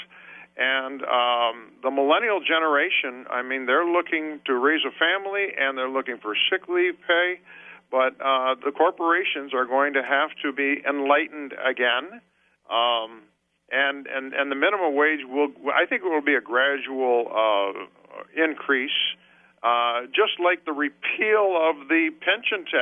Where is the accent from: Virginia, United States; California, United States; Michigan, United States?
Michigan, United States; Wyandotte; I was born and raised in Wyandotte, and we had our own generator and our own water